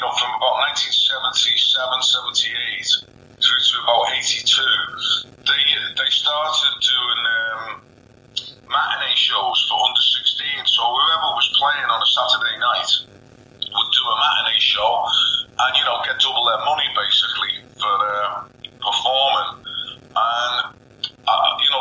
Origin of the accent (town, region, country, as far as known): Merseyside, North West England, United Kingdom; born or raised there